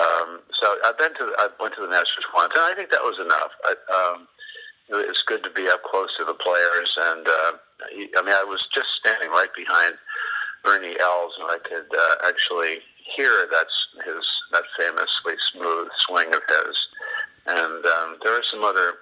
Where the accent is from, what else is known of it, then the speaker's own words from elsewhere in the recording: New York, United States; now in Florida, United States; I'm from New York